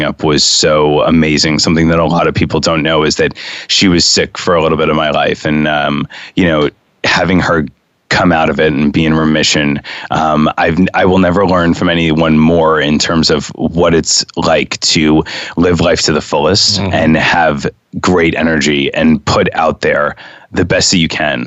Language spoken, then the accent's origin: English; New York City, New York, United States; I grew up in Lincoln Towers, which if, you know, many people don't know, that's in, you know, that's from 66th to 70th Street on West End Avenue